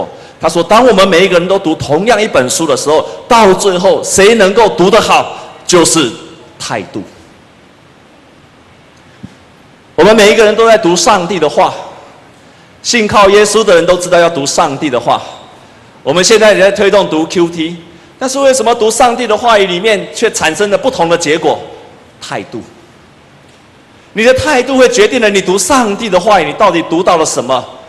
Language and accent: Chinese; Taiwan; 我就想到我们台湾人一开始做面包跟谁学的？也是跟日本人学的啊。